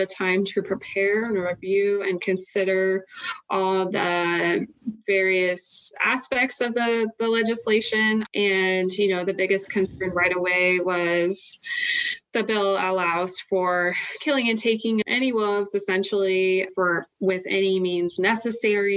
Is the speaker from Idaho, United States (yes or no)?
yes; Idaho, United States; I'm originally from Idaho, grew up here enjoying all the beauty that our state has to offer, and I grew up in a rural community as well.